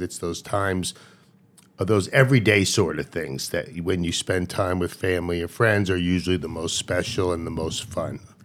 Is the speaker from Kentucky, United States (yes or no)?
no; Long Island, New York, United States; also born or lived in Baltimore; when we moved from Baltimore, when I was three years old, to New York